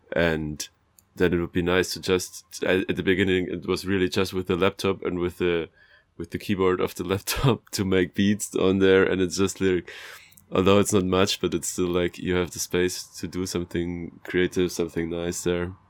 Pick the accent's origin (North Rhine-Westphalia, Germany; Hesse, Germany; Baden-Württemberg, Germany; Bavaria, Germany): Bavaria, Germany; moved away; I'm from Bavaria